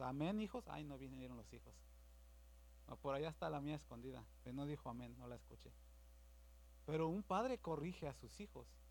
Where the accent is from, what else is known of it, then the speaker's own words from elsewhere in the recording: Mexico; Yo soy de México